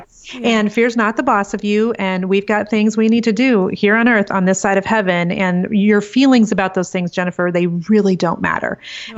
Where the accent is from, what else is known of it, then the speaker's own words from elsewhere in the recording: Iowa, United States; now in Kansas City, United States; I'm actually originally from a little tiny small farming community in Iowa, but um, live in Kansas City with my husband of 22 years